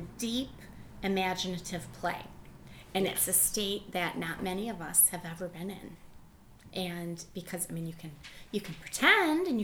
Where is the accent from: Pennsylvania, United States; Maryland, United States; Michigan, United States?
Michigan, United States; I'm from Michigan